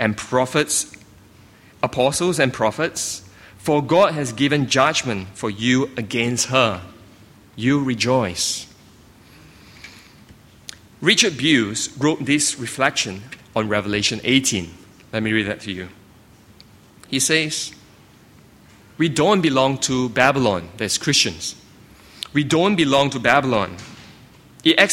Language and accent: English; Singapore; moved away; I grew up in Singapore